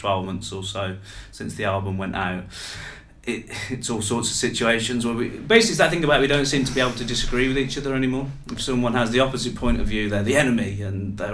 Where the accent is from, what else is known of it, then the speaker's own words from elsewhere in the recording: Birmingham, West Midlands, United Kingdom; also born or lived in Saundersfoot; I'm from Birmingham